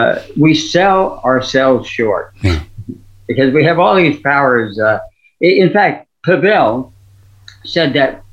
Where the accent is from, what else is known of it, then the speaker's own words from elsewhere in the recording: Missouri, United States; You know, I'm from Missouri. You got to show me.